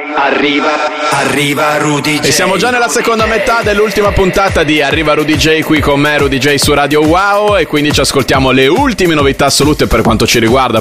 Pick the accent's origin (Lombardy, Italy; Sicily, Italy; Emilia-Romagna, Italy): Emilia-Romagna, Italy; Bologna; io da bolognese sono molto orgoglioso